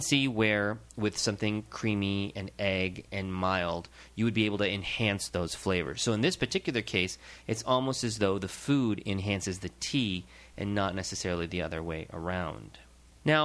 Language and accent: English; India; being Indian